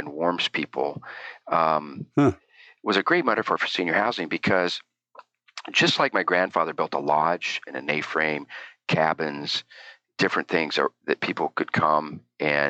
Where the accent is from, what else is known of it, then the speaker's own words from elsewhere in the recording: Eastern Oregon, United States; I grew up in a pretty cool place in Eastern Oregon.